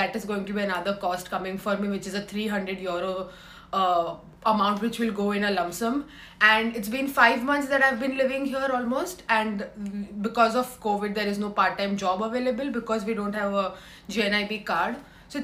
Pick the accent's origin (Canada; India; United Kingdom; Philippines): India; moved away as an adult; now in Dublin, Ireland; I'm from India and I live in Griffith Hall of Residency